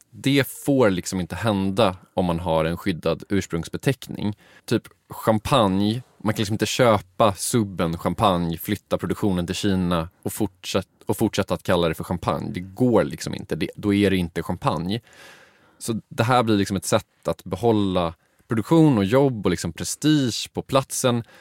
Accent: Uppland, Sweden; Jag, jag är från Uppland.

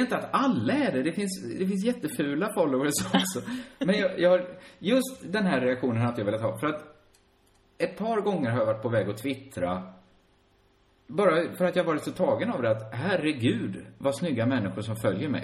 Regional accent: Borås, Västra Götaland, Sweden; Själv växte jag upp inne i centrala Borås

